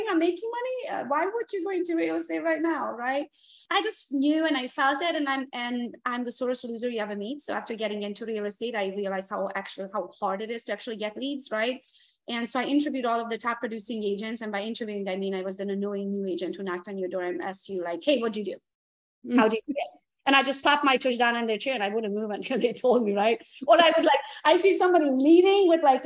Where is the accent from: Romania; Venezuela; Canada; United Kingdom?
Romania; Transylvania; English is a second language; moved away as an adult; now in United States; I was born and raised in Transylvania, Romania, came to the US by myself in 2003.